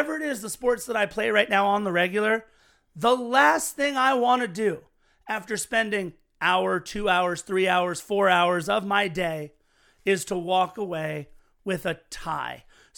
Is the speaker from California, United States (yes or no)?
yes; Los Angeles, California, United States; I am born and raised in Los Angeles on American sports.